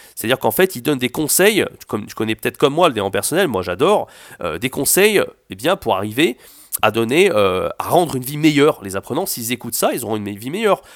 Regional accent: France; je suis français

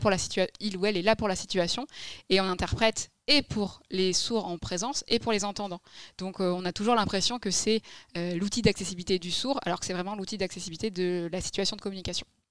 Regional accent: Libourne, Nouvelle-Aquitaine, France; also born or lived in Massy; je suis très très vite arrivée dans ma région d'origine

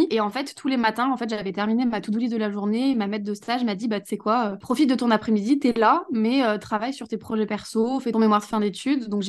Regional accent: Saint-Etienne, Auvergne-Rhône-Alpes, France; je pouvais pas me projeter dans me lancer dans un boulot à Saint-Etienne, parce que du coup, je suis de Saint-Etienne.

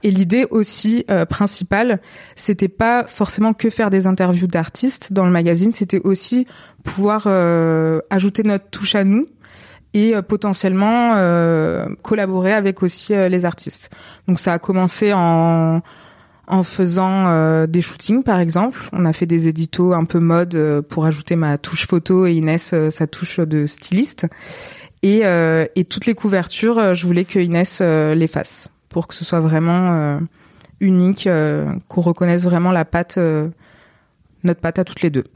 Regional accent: Montpellier, Occitania, France; moved away as an adult; now in Marseille, France; j'ai jamais quitté Montpellier. Euh, et en fait, il était temps de quitter quand même ma ville natale

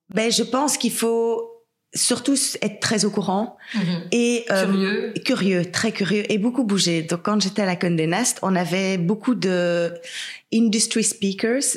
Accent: Belgium; also born or lived in England; je suis belge

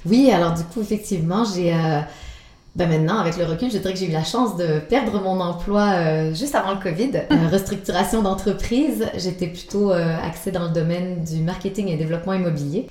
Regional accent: Quebec, Canada; accent: Québécois; now in Switzerland; mon accent québécois

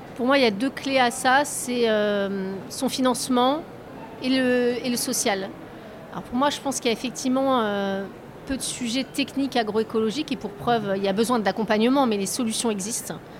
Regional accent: Deux-Sèvres, Nouvelle-Aquitaine, France; moved away as an adult; je viens d'un tout petit village des Deux-Sèvres

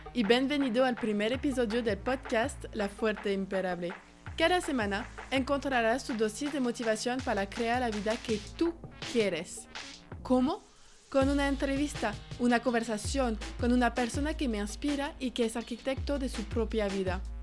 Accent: France; Spanish is a second language; moved away as an adult; now in Guadalajara, Mexico; soy francesa, pero vivo en Guadalajara, México

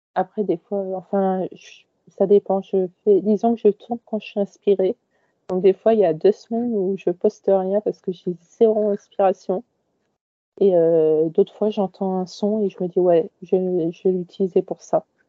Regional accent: Paris region, Île-de-France, France; also born or lived in Créteil; j'ai toujours grandi en région parisienne. Euh, j'étais euh, à Créteil pendant presque tout mon collège. Et ensuite, je suis arrivée sur Paris même

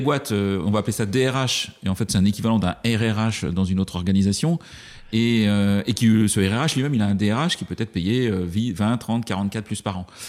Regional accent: Brittany, France; je suis breton

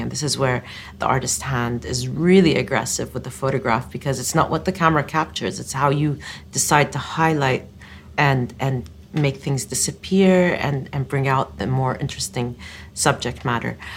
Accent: Eastern Province, Saudi Arabia; growing up in the Eastern Province, we used to go out in spring to collect desert roses

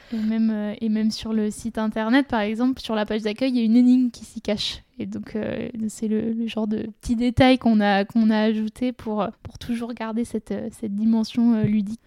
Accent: Saint-Gervais-les-Bains, Auvergne-Rhône-Alpes, France; je suis originaire de Saint-Gervais en Haute-Savoie

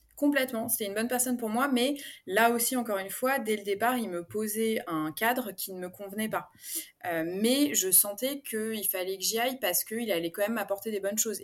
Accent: Paris, Île-de-France, France; moved away as an adult; now in Aix-en-Provence, France; moi, je suis parisienne d'origine. J'ai emménagé à Aix-en-Provence il y a bientôt deux ans.

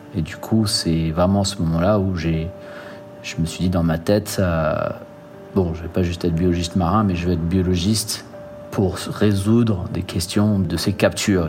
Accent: French Guiana; En grandissant en Guyane

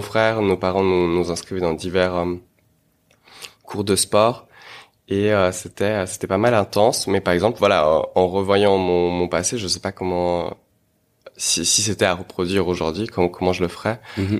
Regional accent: Geneva, Switzerland; also born or lived in Moscow, Russia; je suis né à Moscou et je suis venu euh, lorsque j'étais tout jeune, euh, voilà, ici à Genève, avec mes parents, pour enfin dans le cadre du travail de mes parents, euh, et ville de laquelle je ne suis jamais parti, donc où j'ai grandi

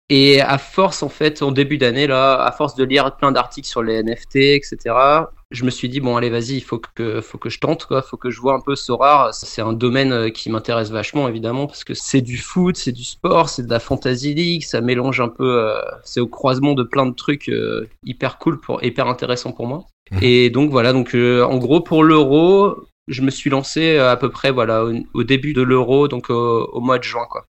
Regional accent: Bordeaux region, Nouvelle-Aquitaine, France; moved away as an adult; also born or lived in Paris region, France; now in Canada; Je viens de la région bordelaise et après j'ai fait mes études et j'ai commencé à travailler. J'ai vécu une quinzaine d'années après en région parisienne

